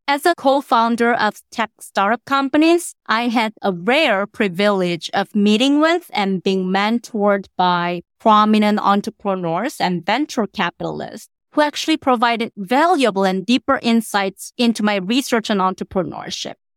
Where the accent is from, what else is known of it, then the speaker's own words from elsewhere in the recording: South Korea; now in Qatar; I was born and raised in Korea